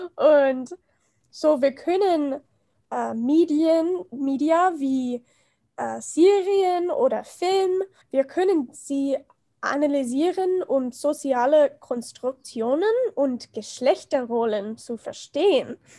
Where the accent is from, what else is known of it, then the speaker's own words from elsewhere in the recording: United States; German is a second language; ich komme aus den USA